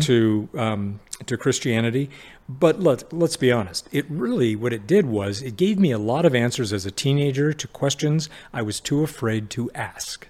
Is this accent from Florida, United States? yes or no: no; Sacramento, California, United States; I was, uh, an only child, um, uh, growing up in Sacramento in the seventies